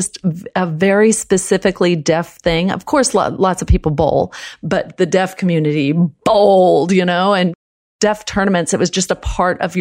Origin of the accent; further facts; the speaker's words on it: Texas, United States; first language American Sign Language; English is a second language; I grew up in Texas.